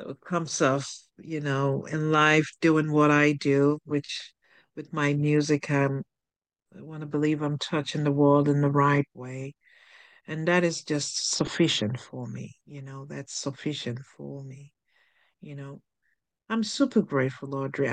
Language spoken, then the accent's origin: English; Nigeria; I'm from Nigeria